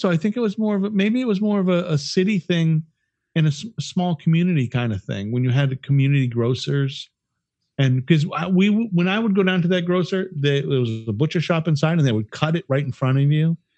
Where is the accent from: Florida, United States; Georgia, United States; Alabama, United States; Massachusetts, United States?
Massachusetts, United States; Worcester; so when i was living in Worcester because i grew up in Worcester hmm.